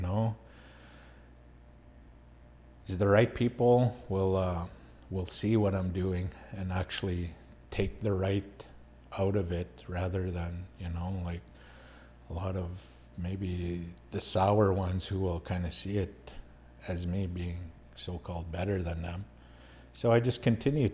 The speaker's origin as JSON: {"language": "English", "country": "Canada", "moved": "yes", "lives_now": "United States"}